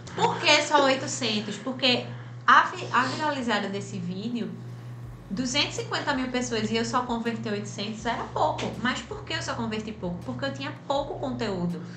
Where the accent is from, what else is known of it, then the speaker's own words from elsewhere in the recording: Recife, Pernambuco, Brazil; de Recife para o mundo